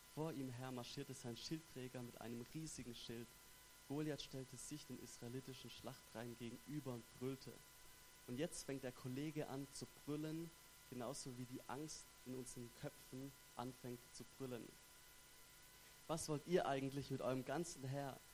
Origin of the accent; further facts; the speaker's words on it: Stuttgart, Baden-Württemberg, Germany; accent: Swabian; moved away as an adult; now in Basel, Switzerland; ich komme ursprünglich aus Stuttgart, her im wunderschönen Baden-Württemberg